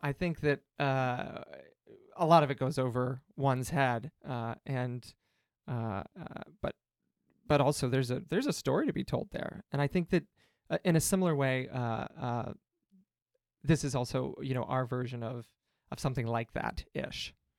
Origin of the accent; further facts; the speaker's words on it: Cincinnati, Ohio, United States; now in Chicago, United States; I'm from Cincinnati